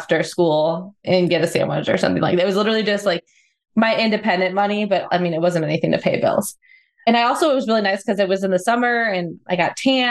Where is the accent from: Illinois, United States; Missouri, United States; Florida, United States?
Illinois, United States; Chicagoland area; I grew up in the Chicagoland area